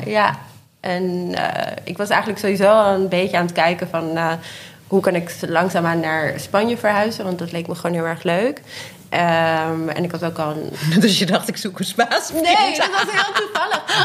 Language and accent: Dutch; Haarlem, North Holland, Netherlands; also born or lived in Spain; now in Amsterdam, Netherlands; ik ben in Haarlem opgegroeid